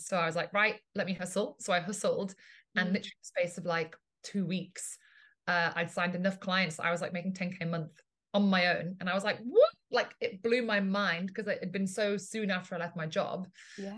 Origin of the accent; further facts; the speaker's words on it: England, United Kingdom; moved away as an adult; also born or lived in Italy; now in Ibiza, Spain; I'm originally from Italy, uh, grew up in England, and now live in Ibiza in Spain